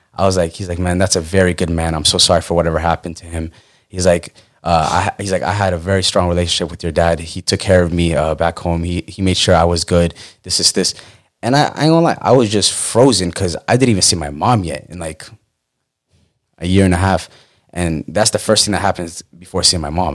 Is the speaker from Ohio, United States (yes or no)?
no; Falls Church, Virginia, United States; moved away as an adult; also born or lived in Pennsylvania / North Carolina / Texas; I'm from Northern Virginia, uh, Falls Church, Fairfax area